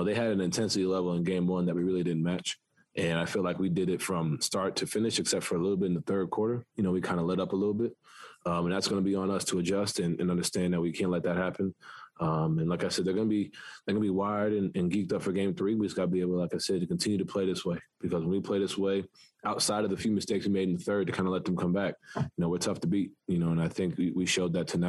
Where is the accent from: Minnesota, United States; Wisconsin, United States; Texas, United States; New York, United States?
New York, United States; New York City; growing up in New York, I'm playing basketball, you know, in the city, that's every day, you know.